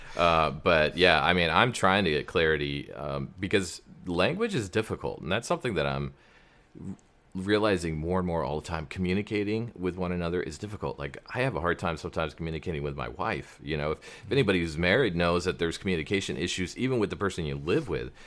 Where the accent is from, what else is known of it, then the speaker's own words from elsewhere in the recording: Prescott Valley, Arizona, United States; I was raised in Prescott Valley, Arizona.